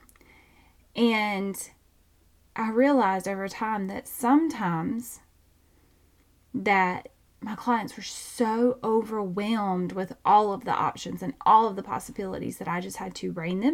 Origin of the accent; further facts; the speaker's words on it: Georgia, United States; accent: twang; I have a twang because I'm from Georgia